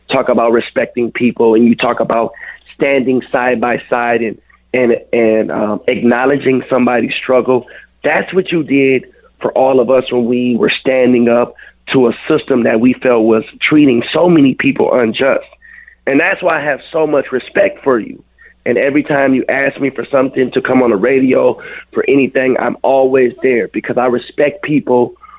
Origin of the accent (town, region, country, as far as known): Minneapolis, Minnesota, United States; born or raised there